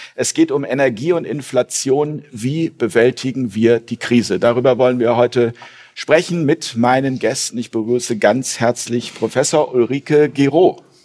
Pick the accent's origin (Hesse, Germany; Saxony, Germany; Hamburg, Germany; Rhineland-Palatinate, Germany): Hamburg, Germany; meine Heimat Hamburg hier